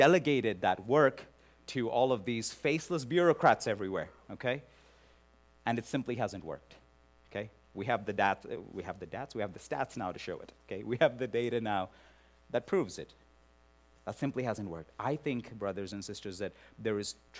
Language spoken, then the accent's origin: English; India; moved away; worked among the lepers in Calcutta, India, in my home country